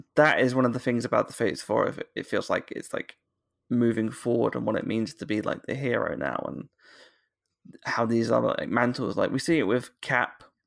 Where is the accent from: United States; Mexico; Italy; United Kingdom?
United Kingdom; accent: British